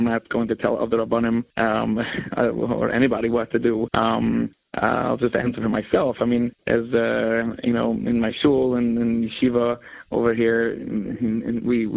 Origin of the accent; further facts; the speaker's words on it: United States; we grew up in America